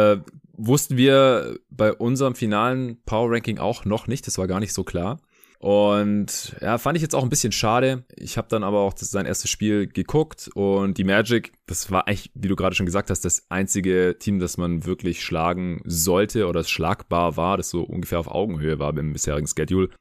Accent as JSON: {"language": "German", "town": "Stuttgart", "region": "Baden-Württemberg", "country": "Germany", "tie": "born or raised there", "moved": "yes", "said": "Ich bin ja noch bis Anfang nächster Woche hier in Stuttgart in meiner alten Heimat"}